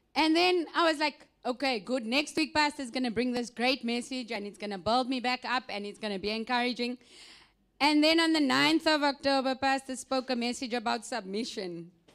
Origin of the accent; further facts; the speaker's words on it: South Africa; moved away; I am from South Africa